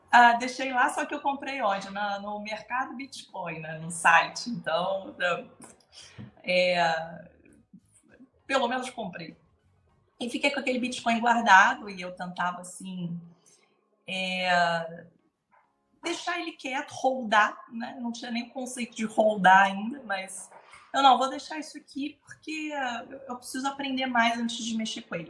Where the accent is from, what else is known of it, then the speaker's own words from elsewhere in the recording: Brazil; moved away as an adult; now in Portugal; por ser brasileira